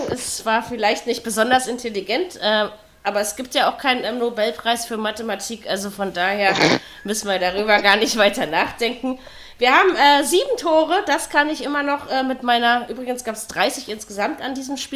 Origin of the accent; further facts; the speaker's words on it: East Germany, Germany; also born or lived in West Berlin; now in Berlin, Germany; als Ossi, der in Westberlin lebt